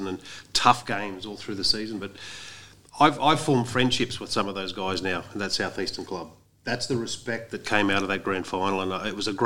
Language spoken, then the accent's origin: English; Queensland, Australia; now in Sydney, Australia; as a Queenslander